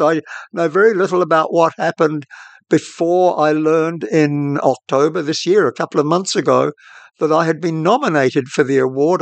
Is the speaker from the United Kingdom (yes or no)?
no; New Zealand